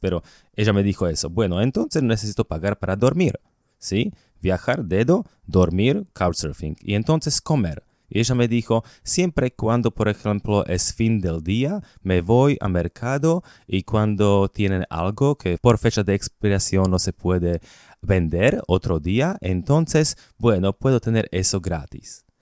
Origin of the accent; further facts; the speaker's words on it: Slovakia; Spanish is a second language; moved away as an adult; also born or lived in Bogotá, Colombia; yo compré dos departamentos en Eslovaquia, en mi país